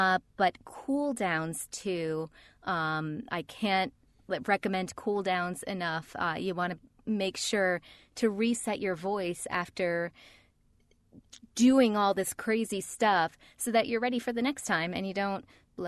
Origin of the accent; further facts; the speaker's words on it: New York, United States; accent: New York; New York accent. Nobody told me I had a New York accent. So I spent a couple of years unlearning my accent that I didn't know I had.